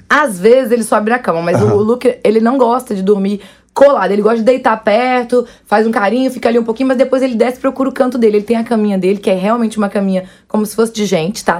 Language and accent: Portuguese; Varre-Sai, Rio de Janeiro, Brazil; desde criança, criada com os bichos mesmo. Porque eu sou do interior do Rio, né? Da, da roça.